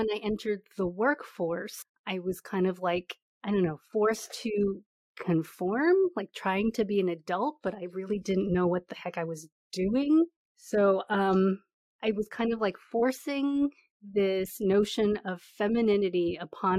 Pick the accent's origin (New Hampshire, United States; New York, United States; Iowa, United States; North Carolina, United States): New York, United States; suburbs north of New York City, United States; also born or lived in Queens, New York / East Village, New York City; I was born in Queens, New York. I only lived there for a couple of years, and I was raised in the suburbs north of New York City